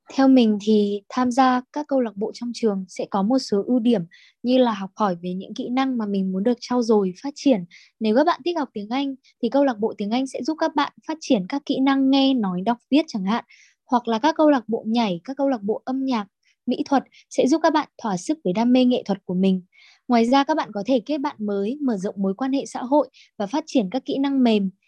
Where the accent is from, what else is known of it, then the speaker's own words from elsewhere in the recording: Bac Ninh, Vietnam; mình đến từ Bắc Ninh